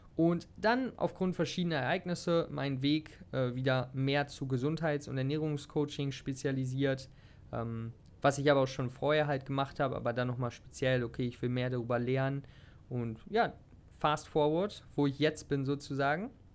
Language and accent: German; Hanover, Lower Saxony, Germany; moved away as an adult; now in Thailand; ich komme aus der Nähe, beziehungsweise aus Hannover, könnte man sagen.